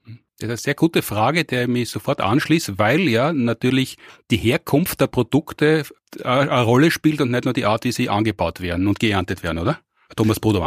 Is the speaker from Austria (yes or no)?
yes; Austria; bei uns in Österreich